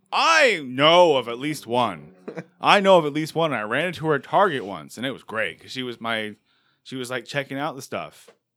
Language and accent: English; England, United Kingdom; And also, I'm English.